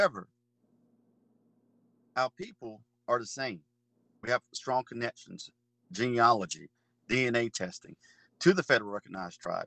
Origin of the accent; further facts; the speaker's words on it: North Carolina, United States; I'm from the Mahern tribe here in North Carolina